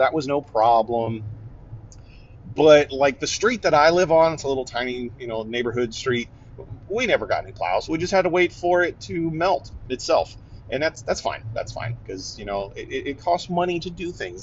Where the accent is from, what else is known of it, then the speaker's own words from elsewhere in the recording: Northeast Ohio, United States; moved away; also born or lived in East Coast, southern US state; I grew up in Northeast Ohio, just on the southern edge of what we would call the lake effect snowbelt